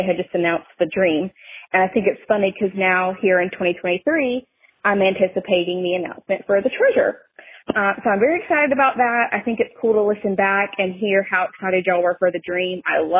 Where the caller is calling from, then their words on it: South Carolina, United States; I'm calling from South Carolina.